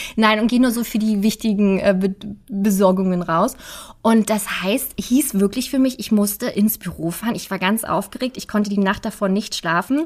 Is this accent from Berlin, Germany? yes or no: yes; Berlin, Germany; als Berliner